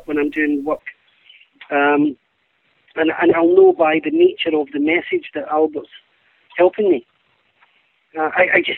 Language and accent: English; Glasgow, Scotland, United Kingdom; Being Scottish